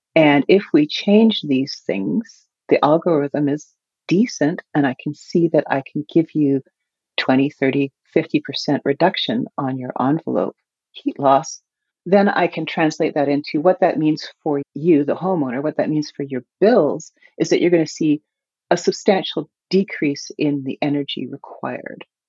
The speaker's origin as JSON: {"language": "English", "country": "Canada", "said": "as a Canadian"}